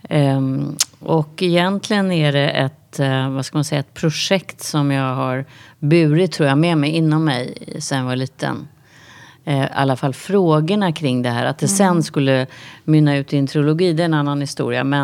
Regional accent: Västervik, Kalmar County, Sweden; Jag kommer ju från Västervik nu och där var det också så att det var...

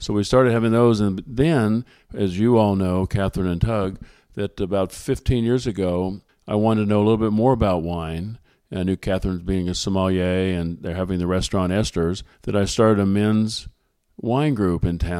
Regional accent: Nelsonville, Ohio, United States; I grew up in Nelsonville, Ohio.

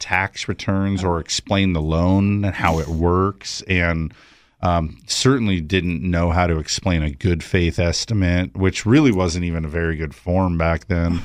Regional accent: San Fernando Valley, California, United States; also born or lived in Big Bear, California / Central Coast, California; I was born in the San Fernando Valley

